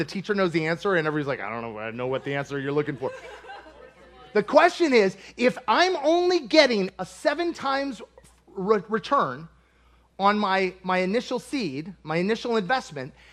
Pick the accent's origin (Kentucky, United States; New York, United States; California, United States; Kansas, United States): Kentucky, United States; I'm from Kentucky, and we have a new season of rocks in our fields every year.